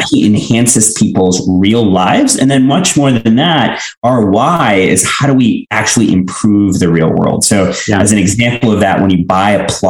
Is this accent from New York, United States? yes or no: no; Houston, Texas, United States; moved away as an adult; also born or lived in Mumbai, India / Illinois / Madrid / Paris; I was born in India, I was born in Mumbai, and I grew up in Houston.